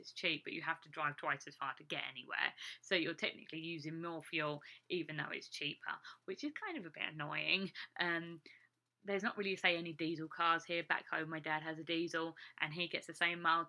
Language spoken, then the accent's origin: English; England, United Kingdom; now in Iowa, United States; me as an English person